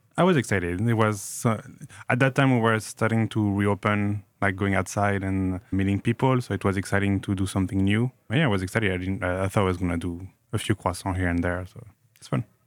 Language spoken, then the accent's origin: English; Grenoble, Auvergne-Rhône-Alpes, France; moved away; I grew up in Grenoble, in the Alps, in France.